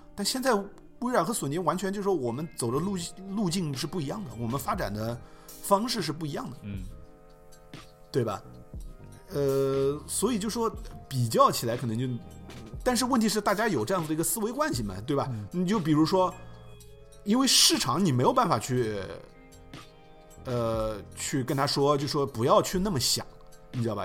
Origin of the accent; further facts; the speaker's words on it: China; 我们在亚洲长大的，就说我们在中国长大了